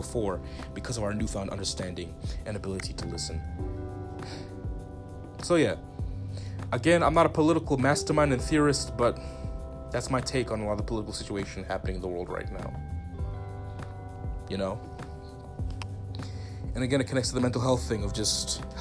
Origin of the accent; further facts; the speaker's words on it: Zimbabwe; I'm from Southern Africa. Like I said, I'm Zimbabwean, but I got family in South Africa.